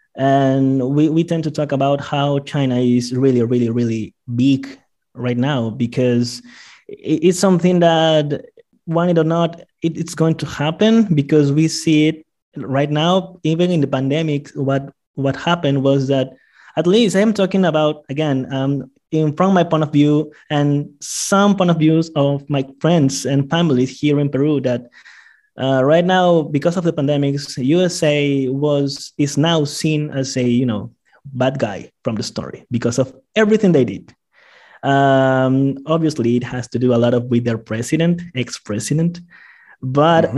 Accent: Iquitos, Loreto, Peru; now in Lima, Peru; I am from Iquitos, an island in the middle of the rainforest in the Amazon, and um, rainforest in, in, in Peru. And I grew up with a lot of Chinese friends

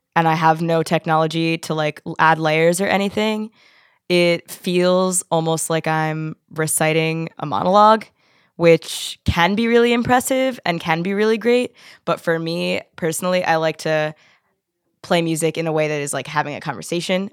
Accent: Philadelphia, Pennsylvania, United States; moved away as an adult; now in Pittsburgh, United States; I'm from Philly

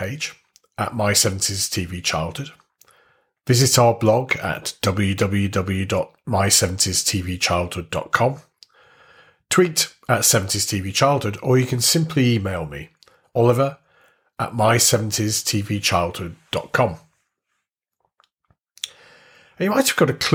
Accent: Warrington, North West England, United Kingdom; born or raised there

